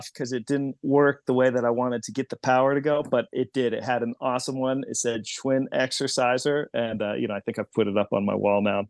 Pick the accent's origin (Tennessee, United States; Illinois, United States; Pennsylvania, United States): Pennsylvania, United States; Yeah, I grew up near Lake Erie, and now I live near Harrisburg